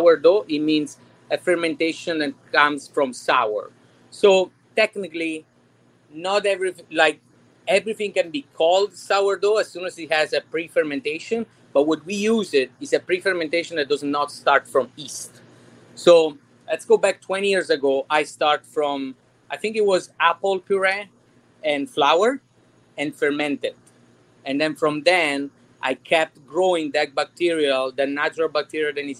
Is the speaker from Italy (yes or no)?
yes; Naples, Campania, Italy; moved away as an adult; now in Cooper City, United States; I'm from Napoli